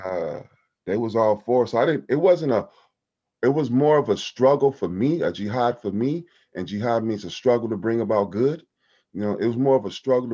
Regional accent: Compton, California, United States; Growing up in Compton

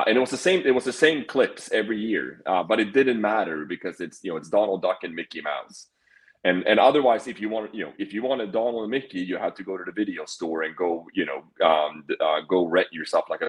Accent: Sweden; moved away as an adult; I did grow up in Sweden. So yeah, so I came over here when I was 18

